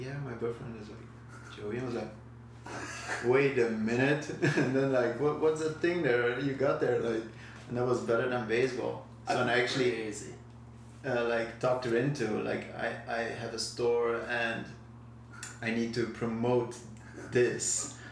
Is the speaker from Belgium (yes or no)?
yes; Belgium; English is a second language; moved away as an adult; now in The Hague, Netherlands; I was born in Belgium